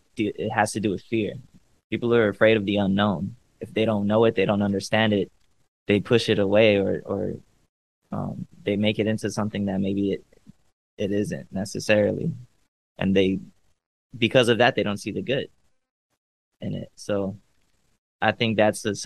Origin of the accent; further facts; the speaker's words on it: Cleveland, Ohio, United States; also born or lived in Los Angeles; now in Miami, United States; I'm from Cleveland